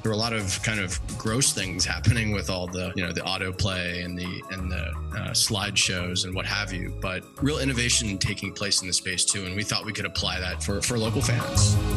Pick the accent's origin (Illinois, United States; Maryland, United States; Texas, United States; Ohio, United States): Ohio, United States; Cincinnati; now in California, United States; I grew up in Cincinnati, Ohio, big Reds, Bengals fan, um, living in California